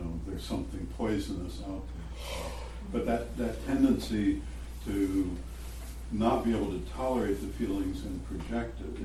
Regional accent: Missouri, United States; I was born in Missouri

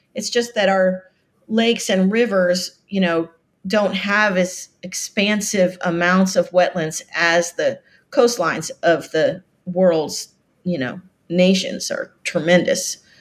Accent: Florida Keys, United States; moved away; I am from the Florida Keys. My father was a very famous, uh, shark biologist, and so we grew up in, uh, paradise

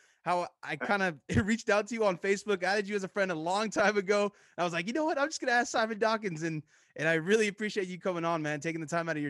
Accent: United States; my parents are from Uruguay, so I feel like it's kind of like, I'm American, but my parents are from Uruguayan descent.

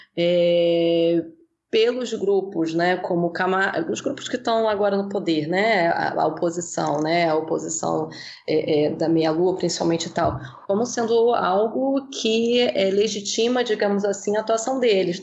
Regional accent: Brazil; nós que somos brasileiros no próprio Brasil

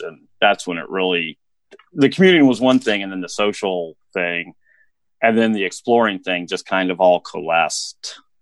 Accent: Indianapolis, Indiana, United States; moved away as an adult; also born or lived in Colorado; I grew up with an Indianapolis eh, address, but out in the country, basically.

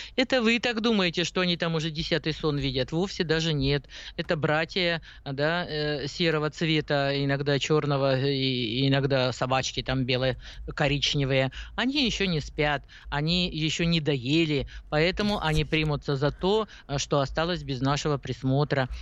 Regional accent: Urals, Russia; moved away; я наивная, девочка с Урала

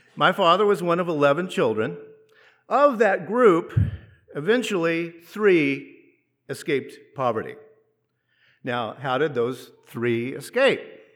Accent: United States

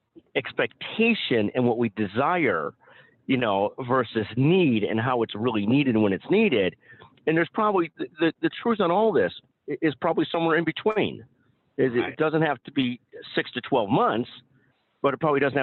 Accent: United States; as an American, and the old stereotype, being an ugly American, which of course I am

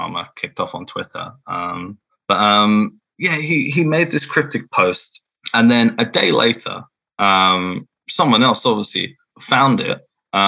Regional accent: England, United Kingdom; accent: English; I've got my awful English accent

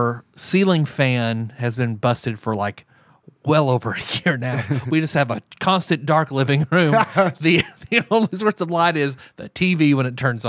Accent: Australia; I'm Australian. It's fine.

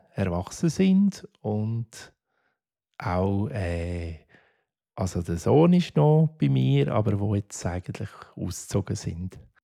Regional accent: Affoltern am Albis, Zurich, Switzerland; Ich bin zuerst im Heim aufgewachsen, im Kinderspital in Affoltern am Albis bis 14 bin ich dort

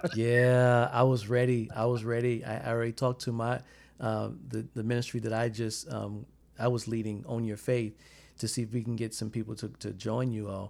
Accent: South Carolina, United States; where I'm from in South Carolina

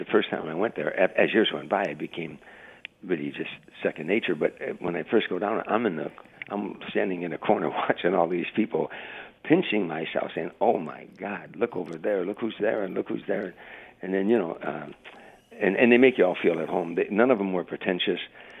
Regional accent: Harvey, Illinois, United States; I'm a kid from Harvey, Illinois. I lived in a shack. We had eight kids in our family.

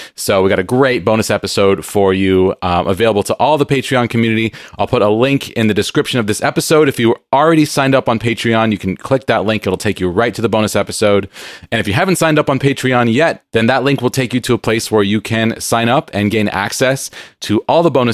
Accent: San Diego, California, United States; now in Seattle, United States; I grew up in San Diego where it's very hot

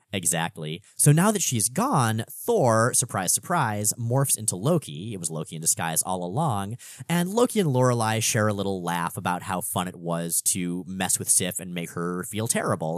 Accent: South Florida, United States; I grew up in South Florida

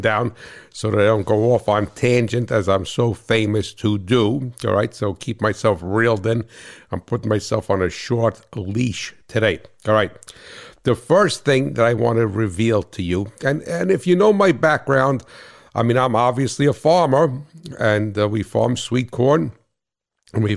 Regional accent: New Jersey, United States; I'm from Jersey

